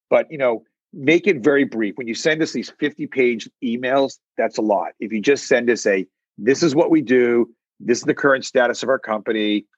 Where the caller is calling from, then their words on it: New York City, New York, United States; I am in New York City, and I'm actually in my office.